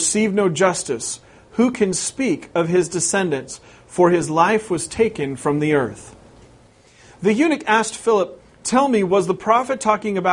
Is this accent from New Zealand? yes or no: no; West Coast, United States; moved away as an adult; We've been here over 3 years, but I'm originally from the West Coast